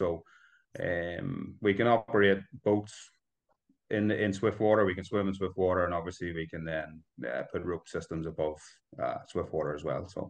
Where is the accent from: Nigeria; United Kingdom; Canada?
United Kingdom; Belfast, Northern Ireland; also born or lived in Bangor, Northern Ireland; I'm born and bred in Northern Ireland. I was born in Belfast. I live in Bangor, which is just down the coast from Belfast now, a seaside town.